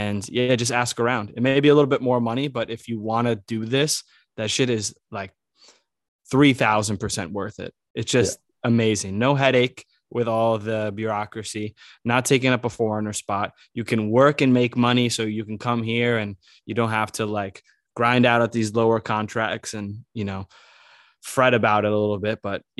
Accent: United States; as Americans, we at least get our foot in the door.

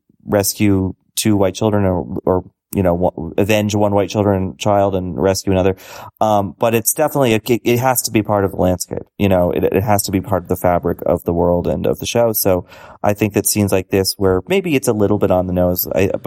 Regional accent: Boston, Massachusetts, United States; Like, I'm from Boston. I grew up right near the Archdiocese.

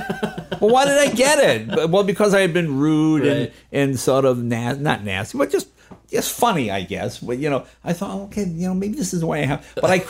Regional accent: New England, United States; But growing up in New England, you have a reverence to your elders, for lack of a better word.

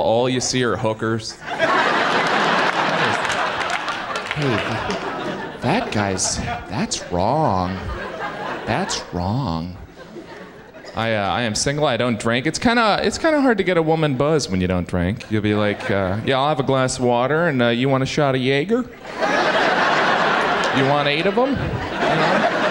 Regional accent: Indiana, United States; moved away as an adult; now in New York, United States; I am originally from Indiana.

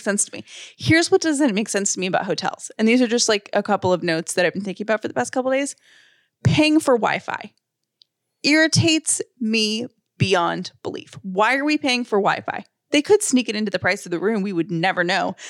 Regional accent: the South, United States; I'm very like a Southern person and I was raised in the South

